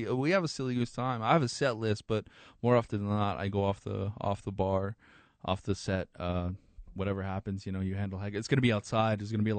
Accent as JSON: {"language": "English", "town": "Farmington", "region": "New Mexico", "country": "United States", "tie": "born or raised there", "also_born_or_lived": "Shiprock, New Mexico / Albuquerque, New Mexico"}